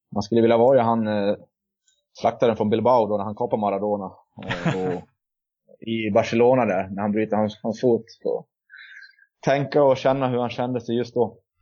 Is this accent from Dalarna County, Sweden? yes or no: yes; Borlänge, Dalarna County, Sweden; jag kommer från Borlänge och bor för tillfället i Borlänge